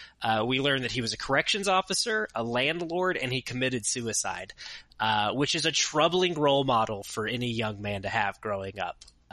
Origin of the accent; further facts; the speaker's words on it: the South, United States; I grew up in the South.